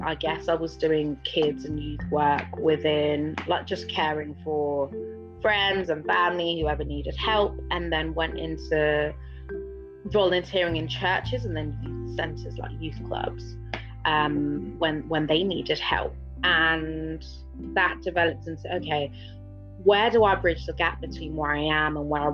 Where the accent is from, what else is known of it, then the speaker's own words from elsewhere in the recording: Buckinghamshire, South East England, United Kingdom; also born or lived in London; I grew up in Buckinghamshire